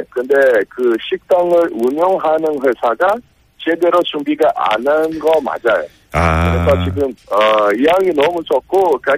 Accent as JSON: {"language": "Korean", "country": "Brazil", "second_language": "Korean", "said": "그 브라질 사람으로서"}